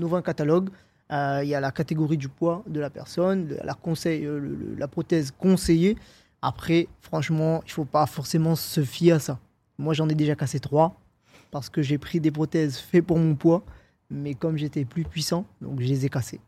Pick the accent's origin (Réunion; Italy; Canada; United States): Réunion; moved away as an adult; also born or lived in Paris; quand j'étais chez moi à la Réunion